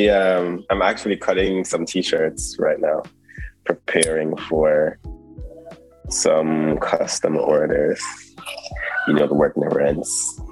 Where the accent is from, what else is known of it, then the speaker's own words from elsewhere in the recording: Cayman Islands; moved away as an adult; also born or lived in Jamaica; now in London, United Kingdom; Well, I grew up in Cayman. When I was a kid, I mean, I was born in Jamaica